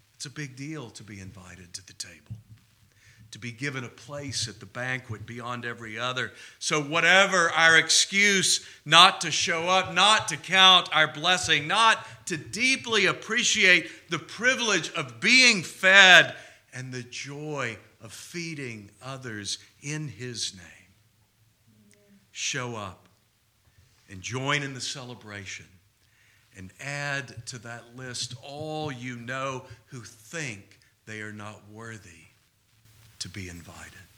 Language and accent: English; Houston, Texas, United States; also born or lived in Covington, Louisiana; my hometown of Houston